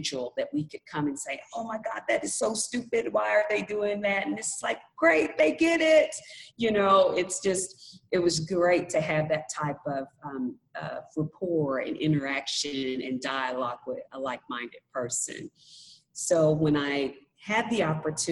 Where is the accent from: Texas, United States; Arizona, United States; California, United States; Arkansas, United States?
Arkansas, United States; Fort Smith; moved away as an adult; come back to Fort Smith, my hometown, where I was born and raised, but I left for about 20 years and decided to come back